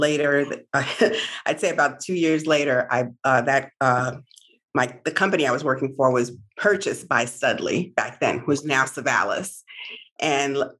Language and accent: English; New York City, New York, United States; I grew up in New York and I went to one of the three specialized high schools in the tri-state area